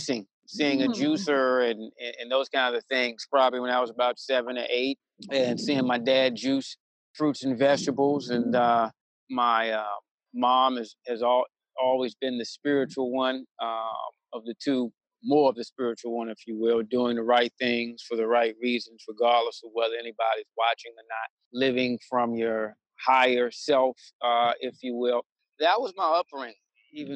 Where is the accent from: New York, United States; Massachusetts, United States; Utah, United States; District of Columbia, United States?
District of Columbia, United States; Washington; also born or lived in Tallahassee, Florida; I was born in Tallahassee, Florida, raised in the Washington, D.C. area, lived in this area most of my life.